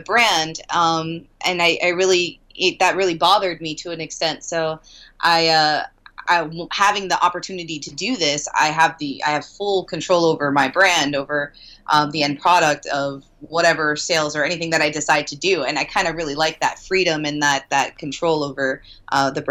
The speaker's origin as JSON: {"language": "English", "town": "Miami", "region": "Florida", "country": "United States", "said": "I'm from Miami"}